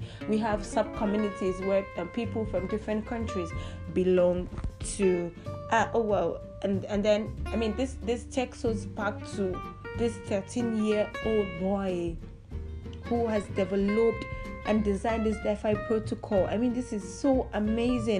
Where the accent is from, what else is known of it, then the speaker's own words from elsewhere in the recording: Nigeria; I'm from Nigeria